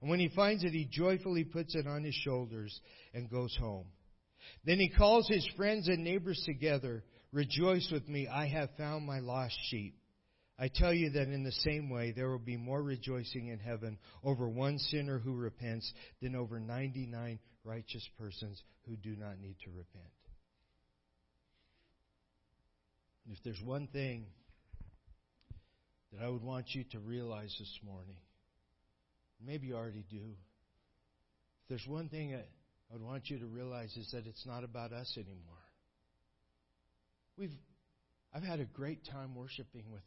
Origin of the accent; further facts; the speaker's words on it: United States; moved away as an adult; also born or lived in Ukraine; I was born in America.